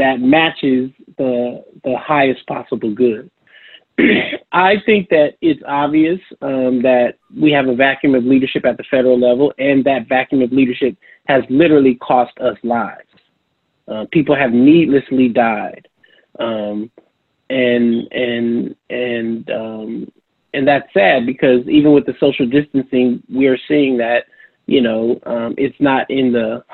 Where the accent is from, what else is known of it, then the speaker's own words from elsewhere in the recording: San Francisco, California, United States; also born or lived in Durham, North Carolina; a native San Franciscan